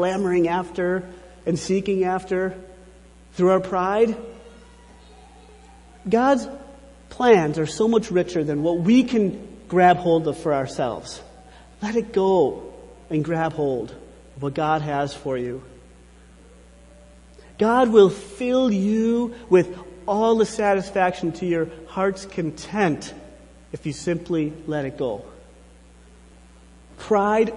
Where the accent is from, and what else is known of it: United States